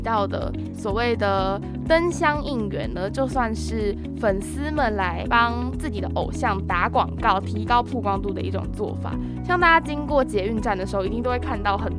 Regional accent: Taiwan; 我们是台湾的粉丝

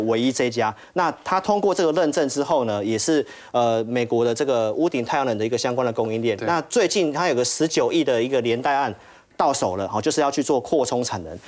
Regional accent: Taiwan; 我们台湾这边

